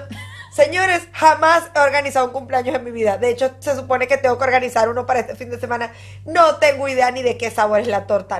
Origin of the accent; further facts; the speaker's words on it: Barquisimeto, Lara, Venezuela; moved away; en Barquisimeto, mi ciudad natal